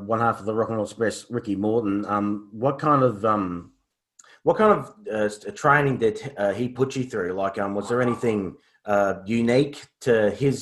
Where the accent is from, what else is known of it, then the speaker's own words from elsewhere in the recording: Australia; I'm from Australia